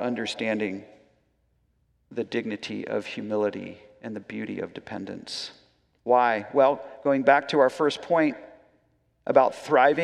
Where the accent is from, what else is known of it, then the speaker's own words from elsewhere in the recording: United States; as Americans